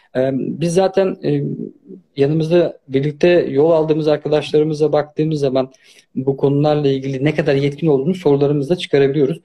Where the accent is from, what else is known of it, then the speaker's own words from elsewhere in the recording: Turkey; moved away; also born or lived in Germany / Austria; Ben Almanya'da doğdum ama Türkiye'de büyüdüm.